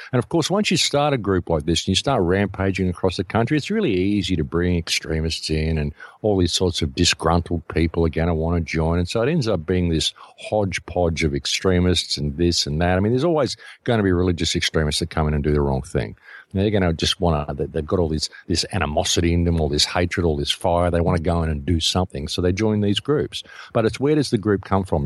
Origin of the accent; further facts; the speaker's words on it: Australia; I come from Australia